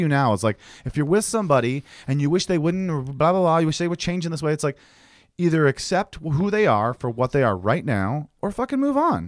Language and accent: English; two hours from Detroit, Michigan, United States; born or raised there; moved away